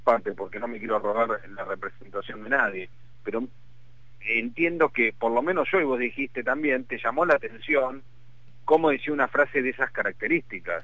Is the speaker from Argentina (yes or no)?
yes; Argentina; mi país